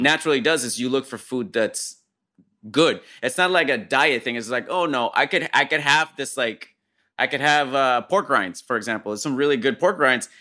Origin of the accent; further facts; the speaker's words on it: Puerto Rico; moved away as an adult; also born or lived in Fresno, California; I grew up in Puerto Rico